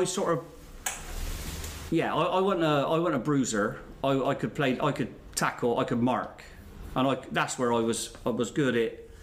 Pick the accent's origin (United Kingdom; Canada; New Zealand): United Kingdom; We're from Hillfields